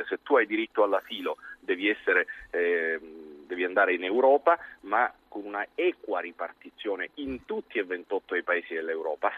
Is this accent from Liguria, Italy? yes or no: no; Agrigento, Sicily, Italy; parlo da siciliano